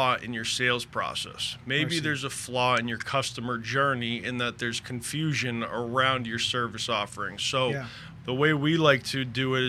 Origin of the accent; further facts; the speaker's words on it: Boston, Massachusetts, United States; moved away as an adult; also born or lived in California / Colorado; now in Port St. Lucie, United States; I'm originally from Boston, lived there until I was about 27